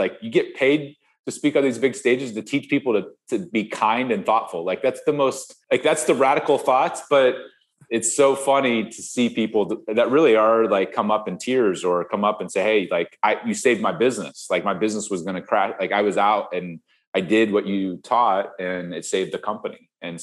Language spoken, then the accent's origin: English; Ohio, United States; moved away; I grew up in Ohio, you know, Midwest farm kid on 47 acres